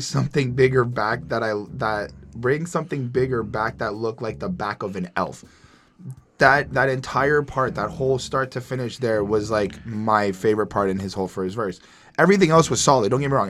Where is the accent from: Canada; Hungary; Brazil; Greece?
Canada; I'm from Canada